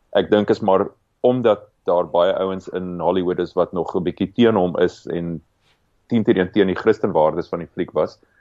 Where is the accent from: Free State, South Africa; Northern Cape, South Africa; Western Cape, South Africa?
Free State, South Africa; now in Cape Town, South Africa; ek en jy kom albei uit die Vrystaat uit. Ons is albei trots Afrikaners, maar nie een van ons bly meer in die Vrystaat nie